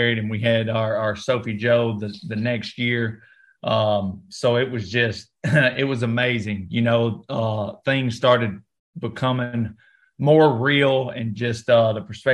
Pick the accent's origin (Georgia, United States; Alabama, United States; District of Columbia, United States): Alabama, United States; North; I grew up in North Alabama